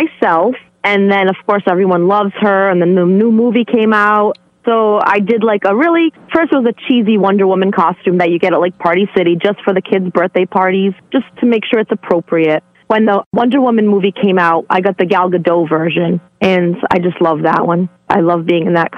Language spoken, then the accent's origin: English; Fall River, Massachusetts, United States; moved away as an adult; now in East Providence, United States; I'm originally from Fall River, Massachusetts, also known as where Lizzie Borden is from.